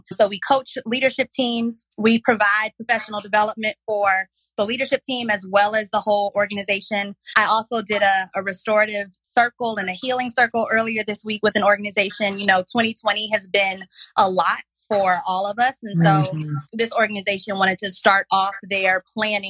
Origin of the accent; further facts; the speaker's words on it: South Carolina, United States; moved away as an adult; also born or lived in Mississippi Delta / Dallas; I moved back to my home state of South Carolina